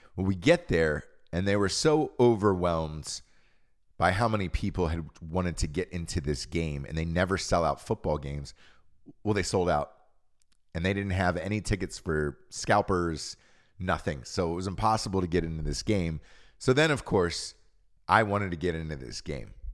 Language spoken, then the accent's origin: English; Georgia, United States; Growing up in Georgia, in the South